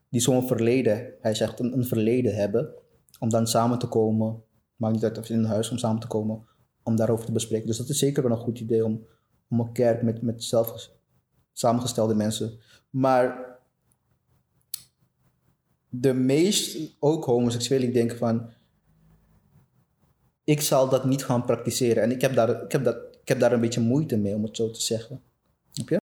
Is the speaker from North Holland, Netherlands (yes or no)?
yes; Amsterdam, North Holland, Netherlands; also born or lived in Suriname; now in Antwerp, Belgium; ik ben {S1} opgegroeid {S0} in, in Amsterdam. Ik woon inmiddels in, in Antwerpen. En, eh, ik ben zelf geboren in Suriname.